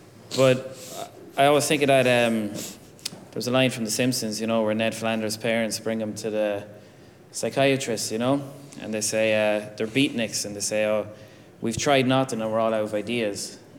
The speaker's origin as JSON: {"language": "English", "country": "Ireland", "said": "I think as Irish people"}